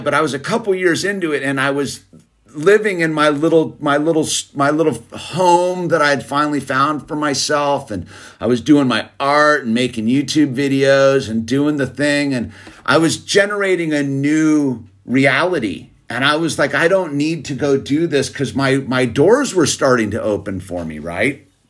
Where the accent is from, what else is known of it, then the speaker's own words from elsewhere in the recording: United States; I'm an American